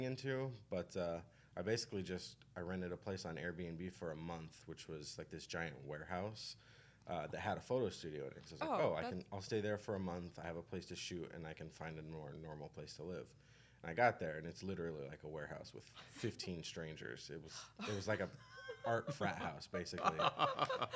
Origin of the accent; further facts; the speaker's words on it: Denver, Colorado, United States; I grew up in Denver, so I went to college in Denver